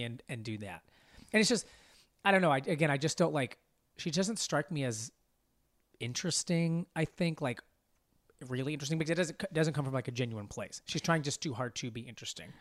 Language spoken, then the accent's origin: English; Arkansas, United States; moved away; also born or lived in Dallas, Texas; I grew up in Arkansas